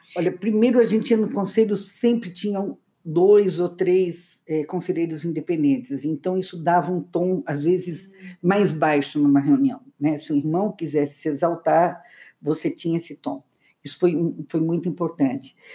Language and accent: Portuguese; Luiz Alves, Santa Catarina, Brazil; nós nascemos a, a, história começa em Luiz Alves, uma cidade muito pequena